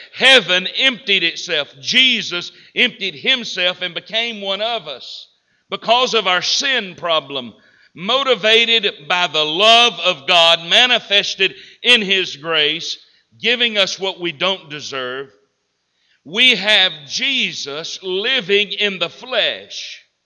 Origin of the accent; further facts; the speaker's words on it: Southern United States, United States; accent: Southern; I'm well versed in Southern English. I know what y'all means